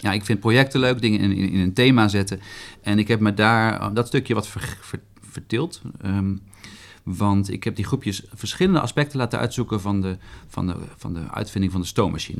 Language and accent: Dutch; Arnhem, Gelderland, Netherlands; moved away as an adult; also born or lived in Groningen; Ik kom uit Arnhem.